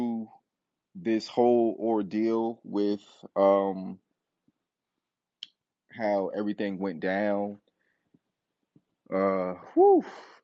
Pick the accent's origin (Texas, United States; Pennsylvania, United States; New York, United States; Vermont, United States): New York, United States; New York City; moved away; I'm from Brooklyn, New York. So that was like the home team was WWF, now WWE.